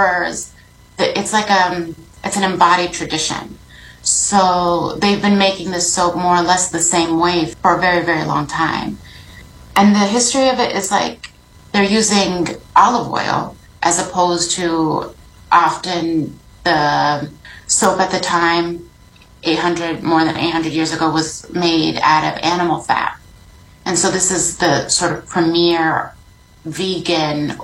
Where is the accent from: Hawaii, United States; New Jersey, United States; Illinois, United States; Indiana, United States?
Illinois, United States; Chicago; I was born in Chicago to a Palestinian family